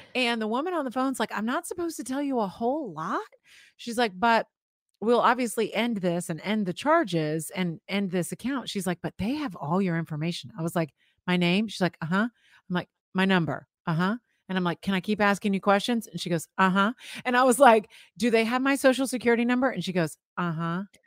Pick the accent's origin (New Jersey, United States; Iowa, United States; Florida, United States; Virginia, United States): Florida, United States; I grew up in Florida